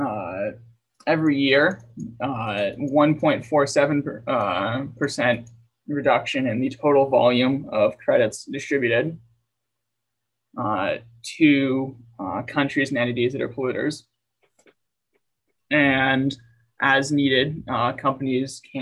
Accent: United States; I'm an American

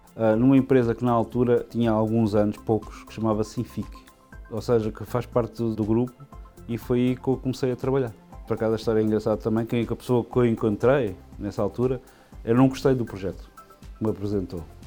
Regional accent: Lisbon, Portugal; eu nasci em Lisboa, em Portugal, em 1977

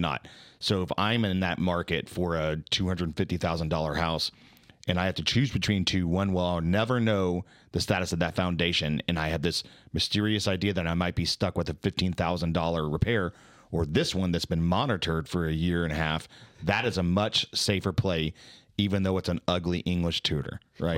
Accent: Dallas, Texas, United States; I'm from Dallas

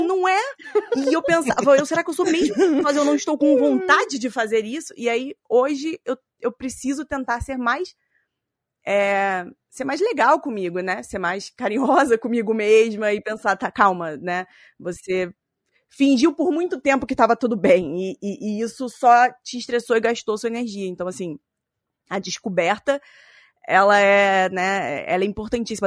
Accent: Rio de Janeiro, Brazil; accent: chiado carioca; now in São Paulo, Brazil; eu moro em São Paulo, mas eu nasci no Rio de Janeiro, então eu vou chiar um pouquinho no microfone

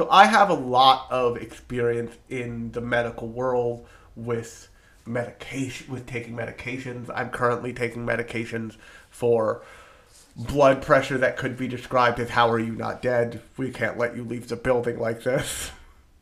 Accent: New Jersey, United States; I am from New Jersey, the pharmaceutical capital of the United States.

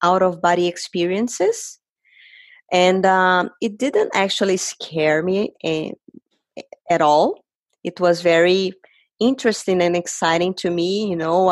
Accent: Brazil; moved away; I am originally from Brazil.

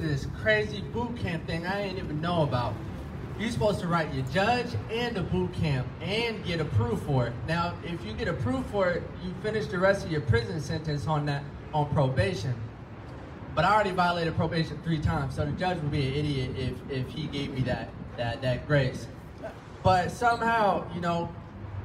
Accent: Florida, United States; now in California, United States; I'm from Florida, and I'm living in California

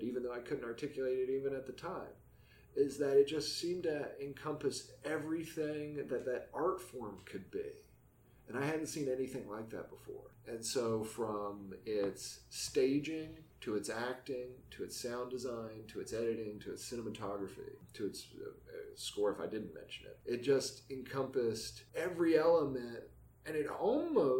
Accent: West Virginia, United States; moved away; growing up in West Virginia, first off, it's a beautiful location

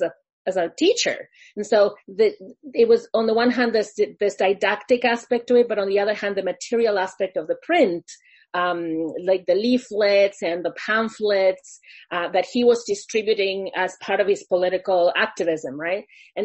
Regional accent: Argentina; moved away as an adult; also born or lived in Oregon, United States / Philadelphia, United States; now in United States; I'm originally from Argentina, but working in the U.S.

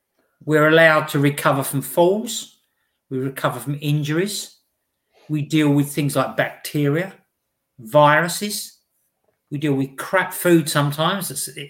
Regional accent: East of England, United Kingdom; No, I come from the UK, just outside of London, in Essex.

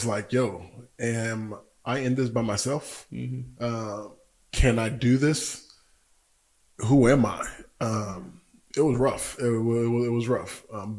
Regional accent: Georgia, United States; moved away as an adult; also born or lived in Washington, D.C. / Nigeria; now in Tulsa, United States; born in DC, raised in Georgia, lived in Nigeria for a little bit, but I moved to Tulsa when I was 18 to go to school

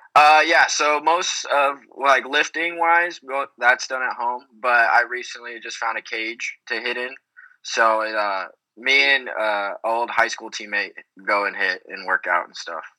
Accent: Texas, United States; I am still in Texas now, but uh, growing up in Texas

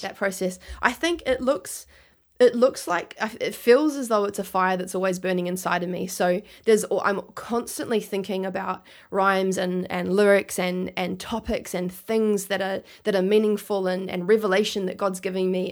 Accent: Christchurch, Canterbury, New Zealand; now in Gold Coast, Australia; I was born in New Zealand, grew up there

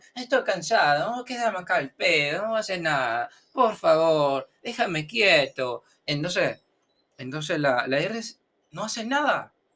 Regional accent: Brazil; Spanish is a second language; soy perezoso brasileño

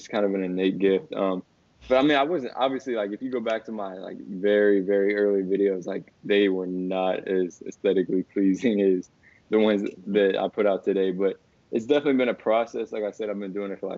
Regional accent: Washington, District of Columbia, United States; I'm from Washington, D.C., so it's like a very good basketball area.

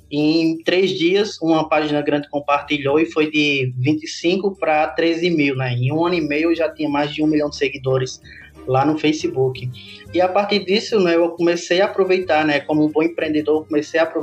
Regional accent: Parelhas, Rio Grande do Norte, Brazil; now in Caicó, Brazil; eu sou do interior do Rio Grande do Norte, sou parelhense, cidadezinha no Seridó, mas atualmente eu moro em Caicó.

